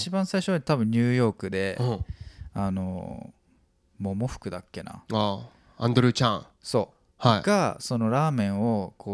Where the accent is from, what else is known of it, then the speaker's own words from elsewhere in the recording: Tokyo, Japan; 江戸っ子だか